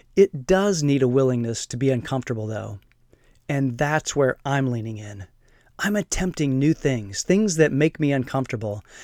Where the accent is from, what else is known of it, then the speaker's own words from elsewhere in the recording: Fort Wayne, Indiana, United States; moved away; back in my hometown of Fort Wayne